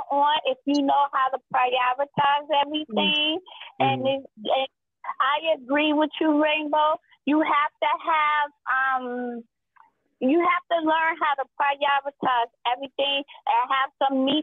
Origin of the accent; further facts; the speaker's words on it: New York City, New York, United States; now in Upstate New York, United States; I'm from New York City originally, but I live upstate